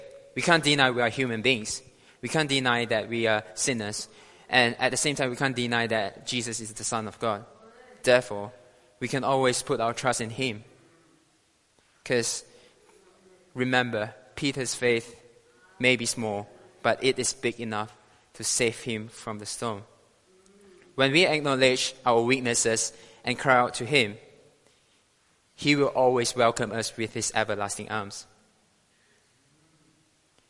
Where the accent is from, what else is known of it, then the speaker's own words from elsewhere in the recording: Malaysia; now in United Kingdom; I'm proudly to share to you guys today as a Malaysian citizen